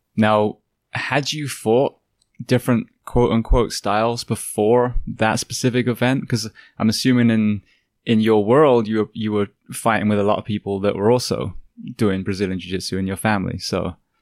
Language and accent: English; England, United Kingdom; now in United States; I grew up in England